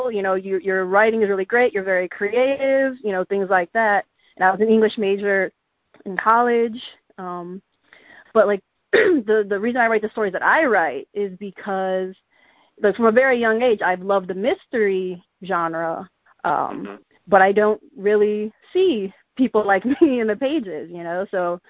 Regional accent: Chicago, Illinois, United States; born or raised there

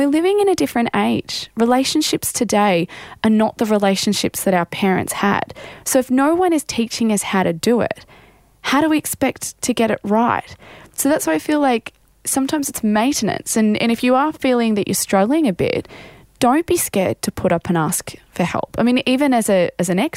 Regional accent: Australia

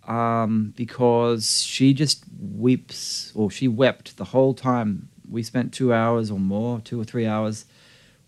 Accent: Australia; moved away as an adult; now in Los Angeles, United States; I view myself as an Australian.

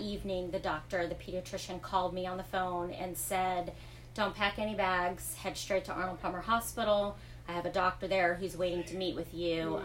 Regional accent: Fort Myers, Florida, United States; moved away as an adult; now in DeLand, United States; I was born and raised in Fort Myers.

